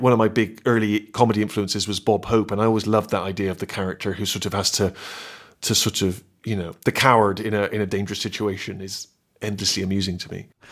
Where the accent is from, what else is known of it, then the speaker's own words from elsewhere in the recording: Bristol, South West England, United Kingdom; my hometown of Bristol